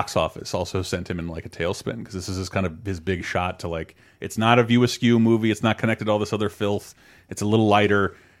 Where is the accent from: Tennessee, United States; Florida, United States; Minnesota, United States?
Florida, United States; we're from Florida.